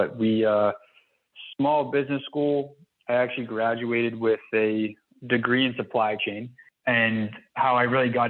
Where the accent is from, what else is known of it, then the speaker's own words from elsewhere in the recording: Boston, Massachusetts, United States; I'm actually out of Boston, Massachusetts. Okay. So I was born and raised here